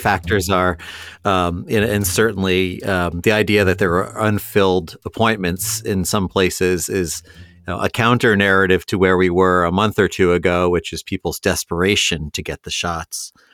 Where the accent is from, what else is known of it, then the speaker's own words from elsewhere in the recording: Columbus, Ohio, United States; my hometown paper, the Columbus Dispatch